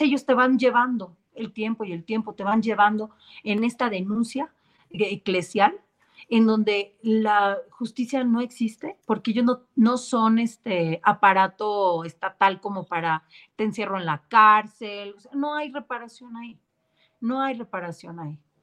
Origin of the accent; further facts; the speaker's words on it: Mexico; nuestro país en México